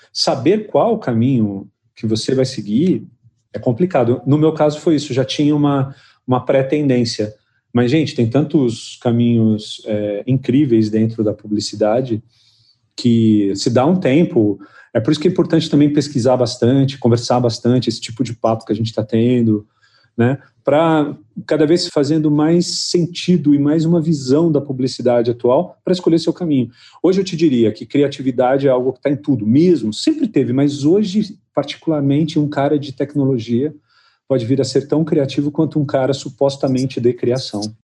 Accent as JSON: {"language": "Portuguese", "town": "São José do Rio Preto", "region": "São Paulo", "country": "Brazil", "tie": "born or raised there", "also_born_or_lived": "Lisbon, Portugal", "moved": "as an adult", "said": "Eu saí de Rio Preto com 24 anos, né? 24 para 25 anos eu saí"}